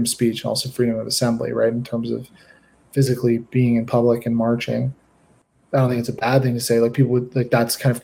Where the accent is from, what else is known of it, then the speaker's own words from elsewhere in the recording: Canada; I'm a Canadian